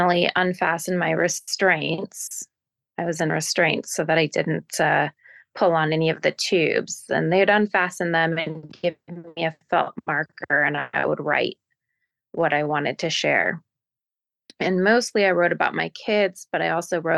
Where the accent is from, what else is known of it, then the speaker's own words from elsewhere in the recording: Portland, Oregon, United States; I grew up where I still reside. My family settled in the Pacific Northwest a generation ago. I live in Portland, Oregon